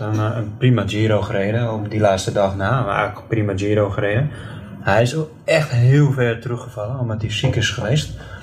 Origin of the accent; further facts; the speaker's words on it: Netherlands; als Nederlander